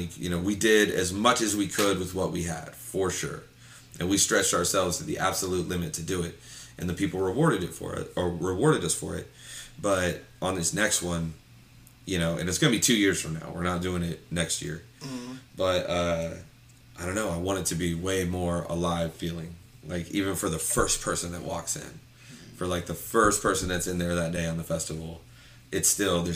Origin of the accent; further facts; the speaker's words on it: Lancaster, Ohio, United States; moved away as an adult; now in Columbus, United States; I'm from Lancaster, Ohio.